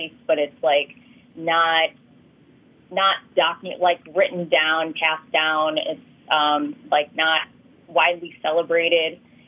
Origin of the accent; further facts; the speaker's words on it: United States; the Filipino Americans, we have our story